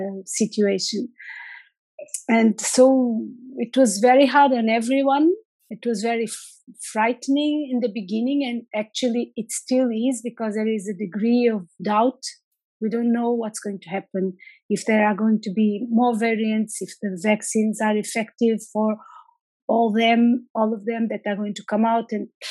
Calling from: Lisbon, Portugal; So I'm logging in from Lisbon, from the capital of Portugal.

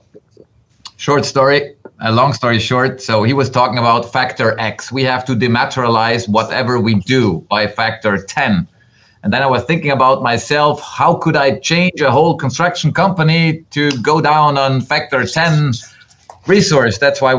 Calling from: Bregenz, Vorarlberg, Austria; English is a second language; I'm stepping in from Bregenz, Austria, right at the German-Swiss border in the heart of Europe.

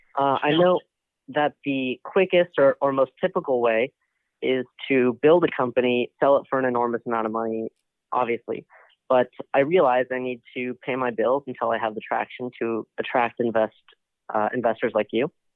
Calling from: Boston, Massachusetts, United States; calling from Boston, right outside Boston

